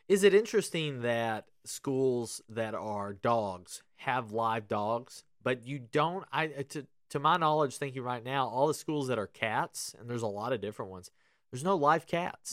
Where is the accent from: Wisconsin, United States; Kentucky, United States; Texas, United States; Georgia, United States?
Kentucky, United States; growing up in Kentucky